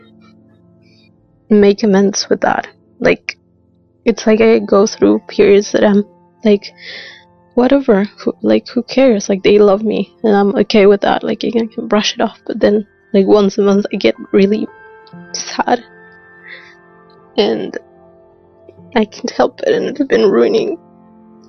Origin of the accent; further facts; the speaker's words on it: Argentina; I'm 25 and I'm from Argentina